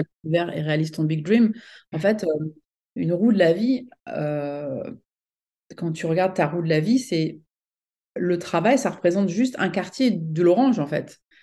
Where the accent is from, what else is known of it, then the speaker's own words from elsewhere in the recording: France; moved away as an adult; also born or lived in United States; je suis donc franco-américaine, donc je suis née en France, mais j'ai longtemps vécu aux États-Unis